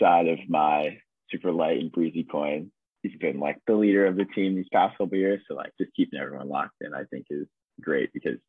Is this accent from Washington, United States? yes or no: no; Charlotte, North Carolina, United States; I'm from Charlotte, so pretty close by, I guess.